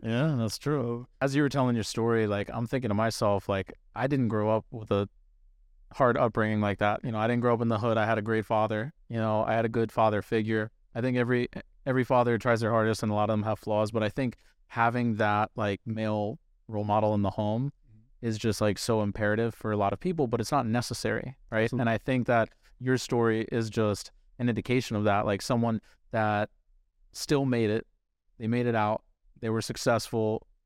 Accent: Northern Virginia, United States; I'm from Northern Northern Virginia, over the mountain

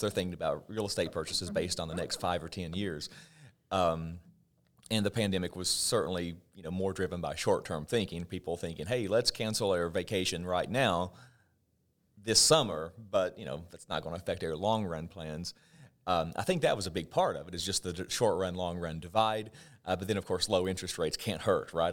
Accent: southwestern Virginia, United States; moved away as an adult; I'm from Virginia, but where I'm from in Virginia is the very southwestern part. And my home, as the crow flies, is only maybe twenty or thirty miles from the West Virginia state line

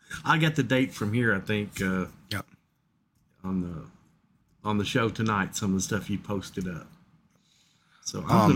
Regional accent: Kentucky, United States; Dude, I'm from Kentucky.

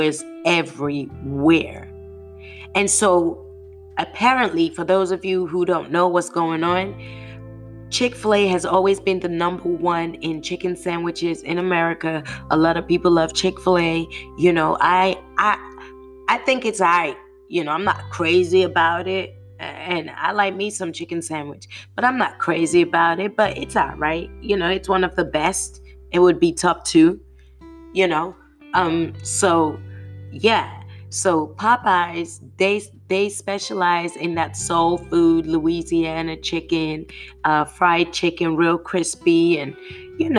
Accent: United Kingdom; now in United States; as a Brit

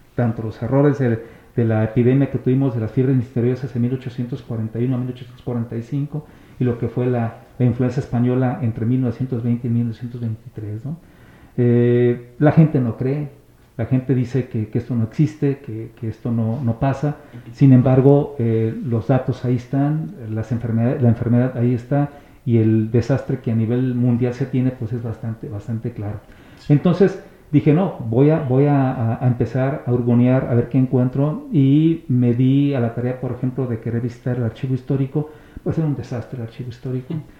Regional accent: San Martín Hidalgo, Jalisco, Mexico; para los sanmartineses

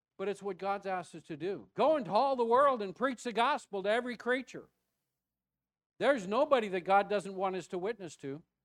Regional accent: United States; also born or lived in Mesquite, Texas

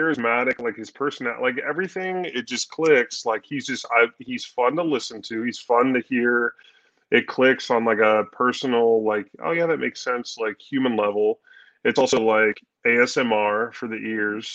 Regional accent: Columbus, Ohio, United States; moved away; also born or lived in Wisconsin; I grew up in Columbus, Ohio

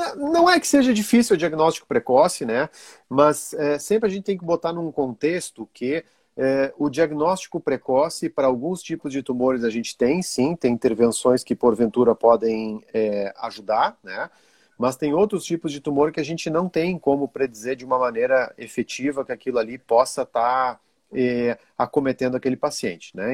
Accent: Brazil; also born or lived in Rio Grande do Sul / Italy / Belgium; now in Santa Catarina, Brazil; Eu sou brasileiro

